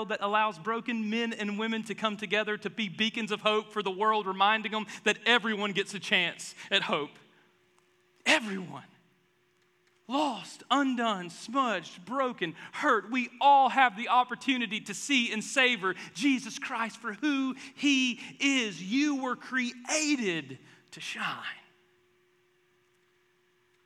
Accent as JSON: {"language": "English", "region": "the South", "country": "United States", "said": "I'm from the South"}